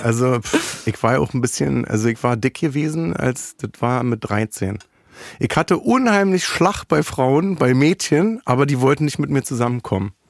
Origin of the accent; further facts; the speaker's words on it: Berlin, Germany; ich komme aus Berlin